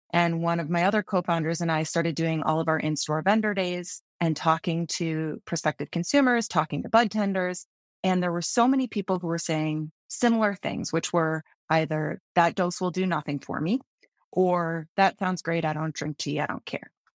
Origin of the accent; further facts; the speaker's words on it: Michigan, United States; moved away as an adult; now in Colorado, United States; growing up in Michigan